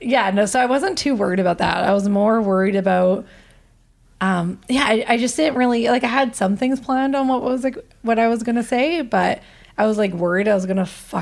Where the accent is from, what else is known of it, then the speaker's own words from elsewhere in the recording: Canada; I'm a Canadian.